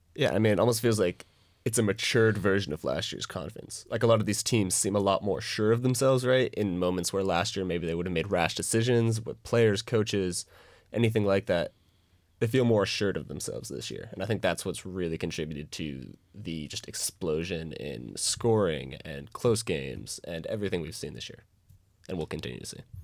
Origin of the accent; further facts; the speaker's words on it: Seattle, Washington, United States; I'm from Seattle